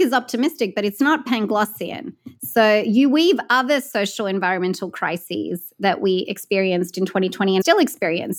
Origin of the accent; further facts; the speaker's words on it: California, United States; my home state of California